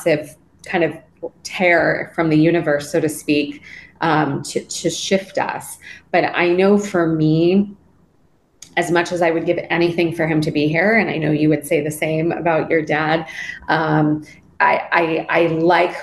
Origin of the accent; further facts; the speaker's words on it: Los Angeles, California, United States; I grew up in Los Angeles.